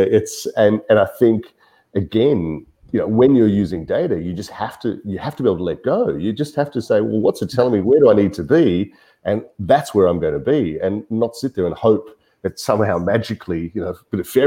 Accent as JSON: {"language": "English", "town": "Melbourne", "region": "Victoria", "country": "Australia", "said": "I am from Melbourne. I've been here for most of my working life."}